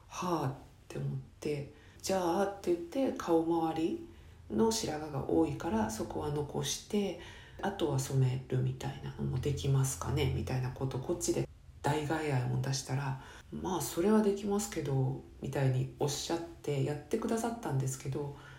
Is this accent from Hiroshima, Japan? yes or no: no; Chiba, Japan; 生まれ育った千葉県